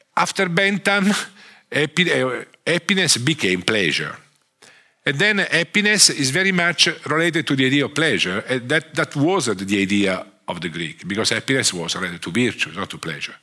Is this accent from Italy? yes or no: yes; Italy; accent: Italian; English is a second language; I'm a, an economist from uh, from Italy. I'm Italian. Sorry for my accent